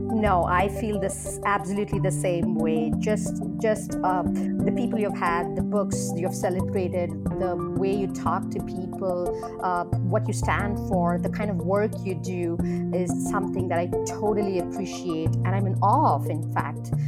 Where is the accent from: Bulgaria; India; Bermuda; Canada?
India; now in Berkeley, United States; I was born and raised in India, and I currently live with my husband and two kids in Berkeley, California.